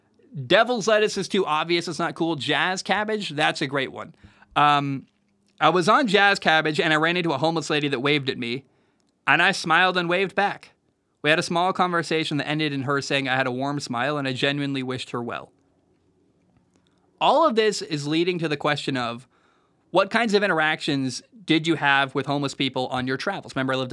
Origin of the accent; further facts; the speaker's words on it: Pacific Northwest, United States; I'm from the Northwest. All my friends are Seahawks fans.